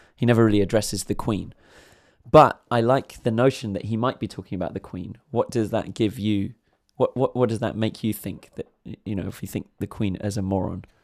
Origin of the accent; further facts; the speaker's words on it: England, United Kingdom; being an Englishman myself